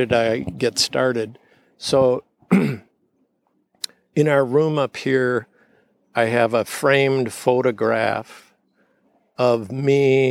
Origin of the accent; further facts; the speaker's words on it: St. Louis Park, Minnesota, United States; I grew up in a suburb of Minneapolis called St. Louis Park